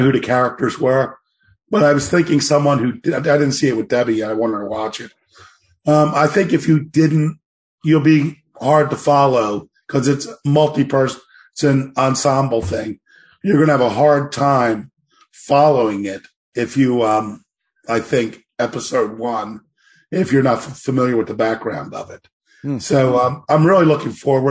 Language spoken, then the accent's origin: English; Baltimore, Maryland, United States; I'm from Baltimore. I live in Baltimore.